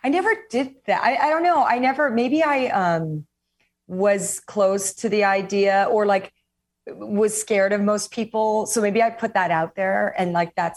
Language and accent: English; Oahu, Hawaii, United States; also born or lived in New York; now in California, United States; I was born and raised in Hawaii